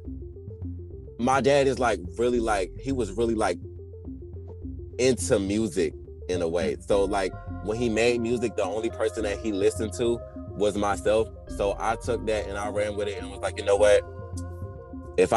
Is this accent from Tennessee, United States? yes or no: no; Orangeburg, South Carolina, United States; I'm from Orangeburg, South Carolina